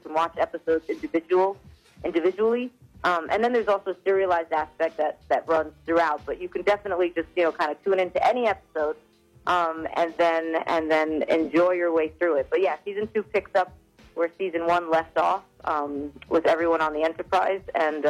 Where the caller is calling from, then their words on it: New York City, New York, United States; I am calling from Queens, New York.